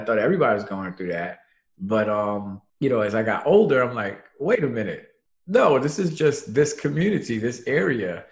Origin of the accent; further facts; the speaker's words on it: New York City, New York, United States; born and raised in Brooklyn, New York